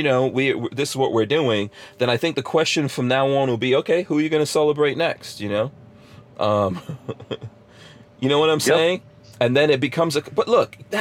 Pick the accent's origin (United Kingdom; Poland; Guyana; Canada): Guyana; now in United States; I was born in Guyana